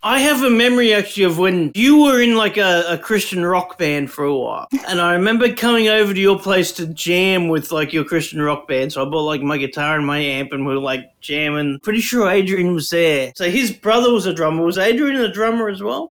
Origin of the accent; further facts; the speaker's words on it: Brisbane, Queensland, Australia; also born or lived in Toowoomba; We grew up in Brisbane, except you and me grew up on the north side, and I'm on the south side now.